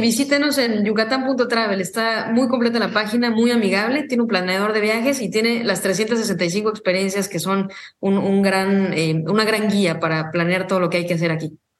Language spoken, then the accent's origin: Spanish; Mexico; como una mexicana que soy